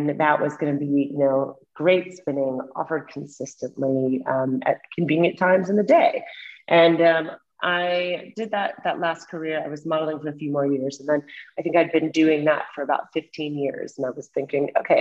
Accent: Middle America, Midwest, United States; also born or lived in New York City; now in London, United Kingdom; I am from the States. I'm from Middle America, but I haven't lived there in a very long time

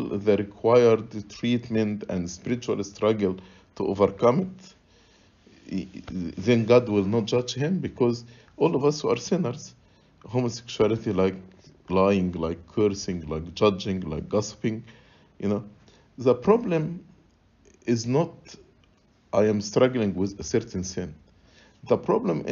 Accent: Egypt; moved away; So I grew up in Egypt

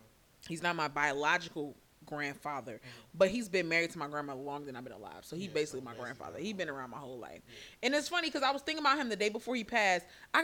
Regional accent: New York City, New York, United States; moved away; I'm from Brooklyn.

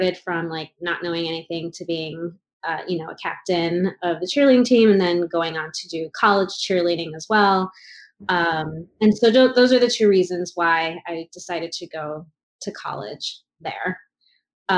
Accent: Chicago, Illinois, United States; now in Santa Monica, United States; I grew up in the outer suburbs of the Chicagoland area

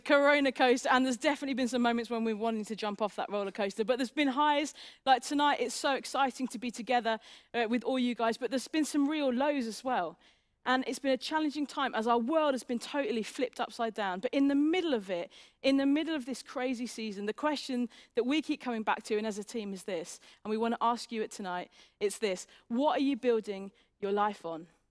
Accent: England, United Kingdom

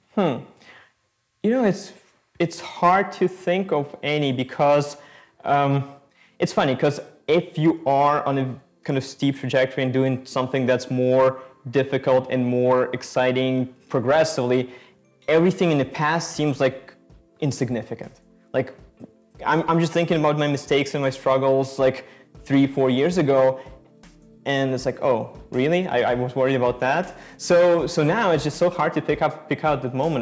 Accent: Ukraine; moved away; We are originally from Ukraine.

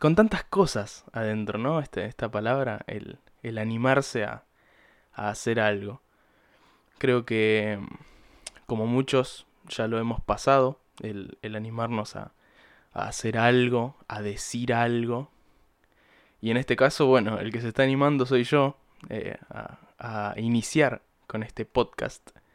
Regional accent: Buenos Aires Province, Argentina; soy de Buenos Aires. Eh, no porteño exactamente, vivo en la provincia

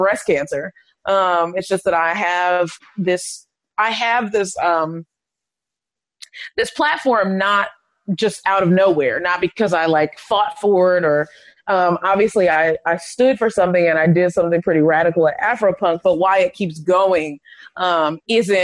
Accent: the suburbs of Maryland, United States; I'm from Maryland. I'm from the suburbs of Maryland, and everything we did was kind of in Baltimore.

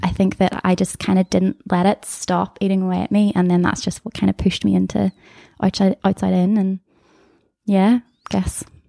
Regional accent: Comber, Northern Ireland, United Kingdom; I'm from Canberra, the place that makes potatoes

